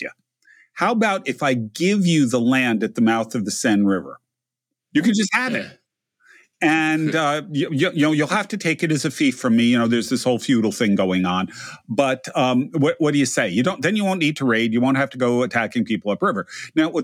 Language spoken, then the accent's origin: English; United States; we're from America.